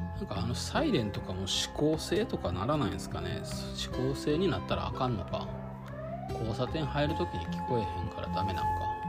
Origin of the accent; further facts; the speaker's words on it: Kyoto, Japan; moved away; そもそも京都で生まれて京都で育って